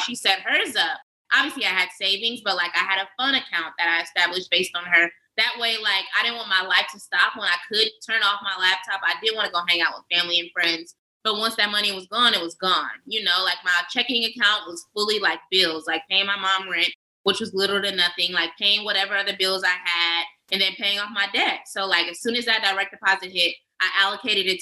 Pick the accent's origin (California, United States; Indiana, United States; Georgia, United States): California, United States; Oakland; moved away as an adult; I'm from West Coast, Oakland originally